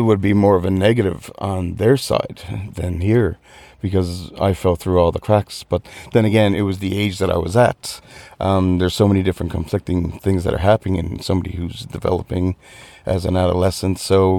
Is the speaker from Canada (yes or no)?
yes; Newfoundland and Labrador, Canada; now in Dublin, Ireland; I'm from Newfoundland, Canada. But if I had an accent from where I'm home, you'd think I was Irish.